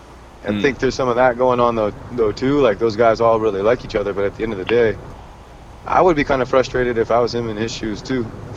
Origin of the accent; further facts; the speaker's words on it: the Bay Area, California, United States; I'm from the Bay